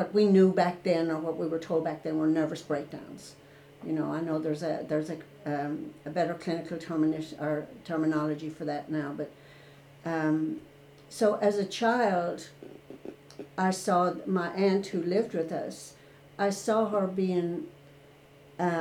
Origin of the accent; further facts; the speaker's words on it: Ireland; moved away as an adult; I was born and raised in Ireland